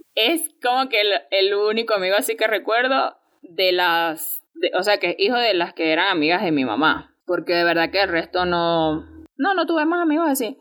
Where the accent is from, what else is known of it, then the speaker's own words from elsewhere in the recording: El Pilar, Venezuela; cuando estudiaba en el Pilar, que es de donde yo soy, estudié allí primer y segundo año